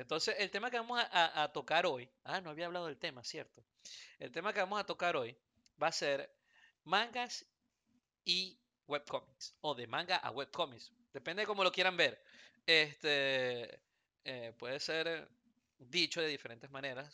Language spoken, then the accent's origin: Spanish; Venezuela; now in Houston, United States; nací en Venezuela